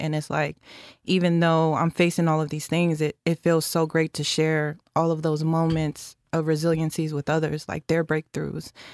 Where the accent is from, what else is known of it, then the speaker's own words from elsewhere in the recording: San Francisco, California, United States; was born and bred in San Francisco in public housing